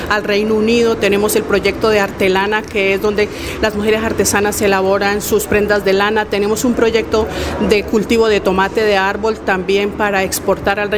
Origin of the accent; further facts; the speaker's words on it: Santander, Colombia; ese machismo que nos caracteriza a los santanderianos y más en mi pueblo y más en mi vereda